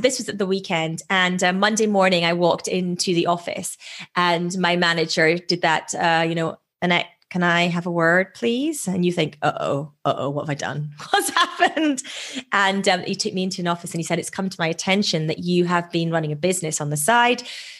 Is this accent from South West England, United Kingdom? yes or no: no; Edinburgh, Scotland, United Kingdom; moved away as an adult; now in London, United Kingdom; So I moved from Edinburgh in Scotland to London to work in banking at that point.